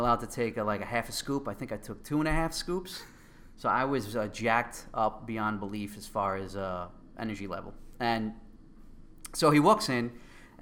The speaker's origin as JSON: {"language": "English", "town": "New York City", "region": "New York", "country": "United States", "accent": "Queens", "said": "my Queens accent."}